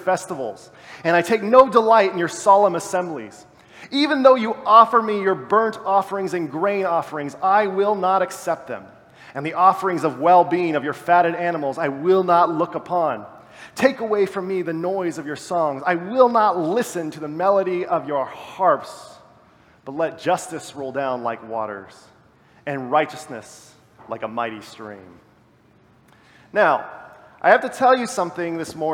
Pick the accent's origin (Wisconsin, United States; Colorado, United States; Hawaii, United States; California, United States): California, United States; about an hour east of Los Angeles, Southern; I come from Southern California, about an hour east of Los Angeles